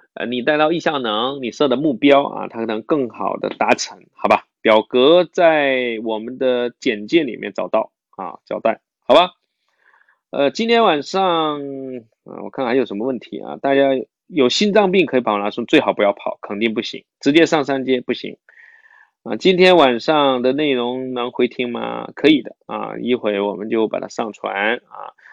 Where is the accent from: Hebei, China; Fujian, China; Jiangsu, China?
Fujian, China; 我是福建人